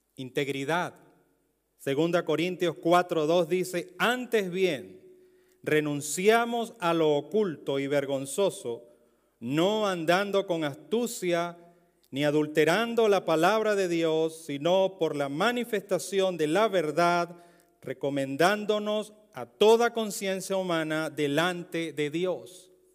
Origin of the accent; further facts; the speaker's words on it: Venezuela; Un venezolano en Europa, en España y entre romanos